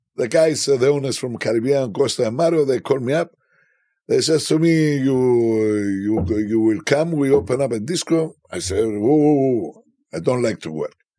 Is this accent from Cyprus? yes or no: yes; Cyprus; Where are you from? And I say, Cyprus